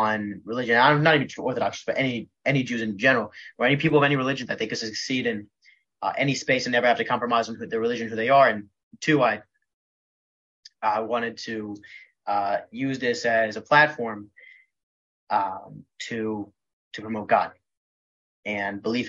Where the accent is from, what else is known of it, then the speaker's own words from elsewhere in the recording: Philadelphia, Pennsylvania, United States; moved away as an adult; also born or lived in College Station, Texas; I grew up in Philadelphia